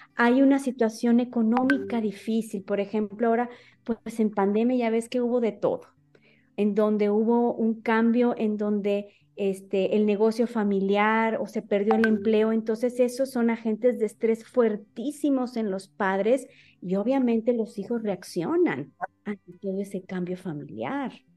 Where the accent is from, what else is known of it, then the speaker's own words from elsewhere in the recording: Monterrey, Nuevo León, Mexico; soy de, de Monterrey